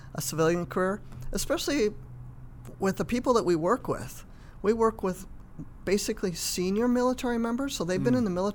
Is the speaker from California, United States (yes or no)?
yes; San Francisco Bay Area, South Bay, Silicon Valley, California, United States; moved away as an adult; now in Southern California, United States; I'm from the San Francisco Bay Area